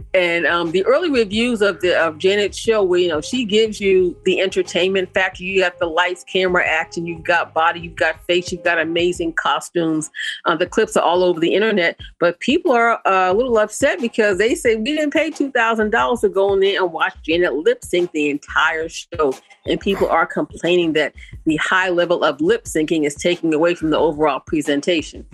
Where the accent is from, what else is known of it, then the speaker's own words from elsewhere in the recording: Boston, Massachusetts, United States; my hometown of Boston, Massachusetts